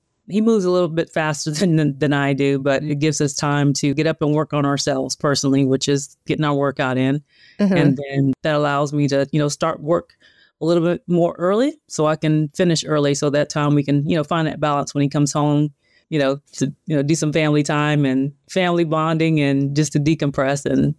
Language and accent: English; the South, United States; I'm from the South.